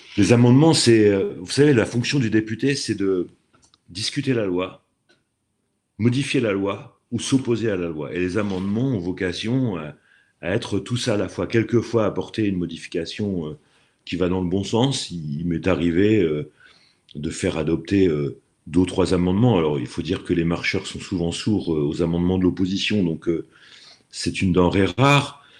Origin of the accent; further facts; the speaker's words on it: Normandy, France; also born or lived in Aix-en-Provence / Dieppe; je reviens euh, dans ma région d'origine parce que la pluie me manquait